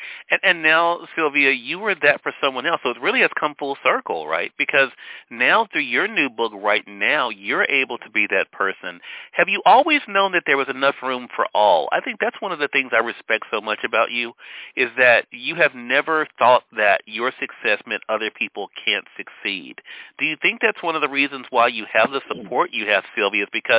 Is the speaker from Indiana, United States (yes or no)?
no; Mississippi, United States; we're glad to be able to have you on our radio side, too, in my home state here in Mississippi, as well as online.